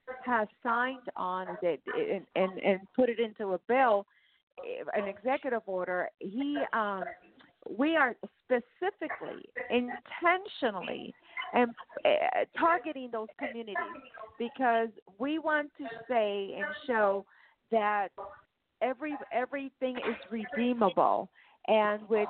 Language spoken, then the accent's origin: English; San Jose, California, United States; also born or lived in Torrance / Lancaster; I'm a native of San Jose, California. I was born there. And I lived in Torrance and I lived in Lancaster